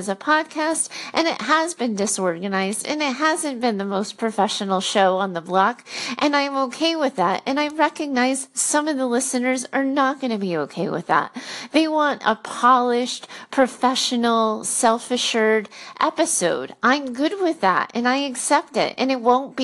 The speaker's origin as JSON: {"language": "English", "region": "Rhode Island", "country": "United States", "tie": "born or raised there", "also_born_or_lived": "Boston", "moved": "as an adult", "said": "I grew up in Rhode Island."}